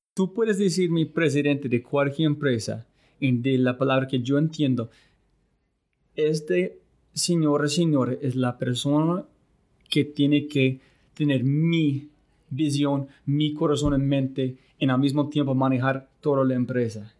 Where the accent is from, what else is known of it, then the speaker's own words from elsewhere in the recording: United States; Spanish is a second language; moved away; soy un gringo